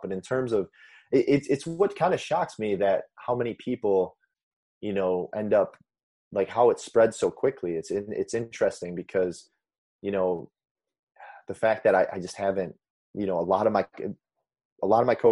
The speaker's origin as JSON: {"language": "English", "region": "Indiana", "country": "United States", "also_born_or_lived": "Chicago", "moved": "as an adult", "lives_now": "California, United States", "said": "I'm from Indiana"}